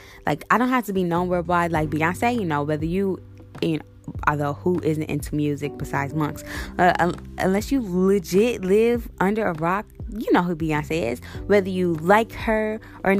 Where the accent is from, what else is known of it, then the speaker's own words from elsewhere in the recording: St. Louis, Missouri, United States; I'm from St. Louis, born and raised in St. Louis